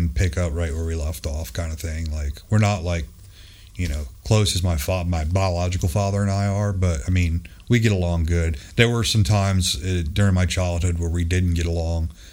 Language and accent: English; Palm Beach County, South Florida, United States; also born or lived in Kaneohe Bay, Hawaii; I grew up in South Florida, Palm Beach County area